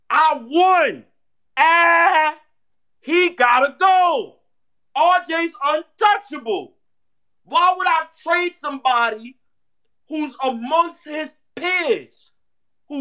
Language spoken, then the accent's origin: English; New York City, New York, United States; I'm from Harlem